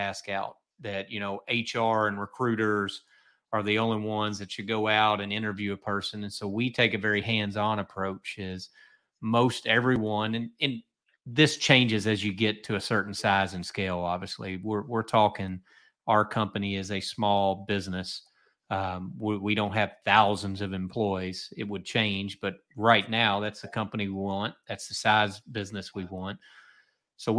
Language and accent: English; Kentucky, United States; I'm from Kentucky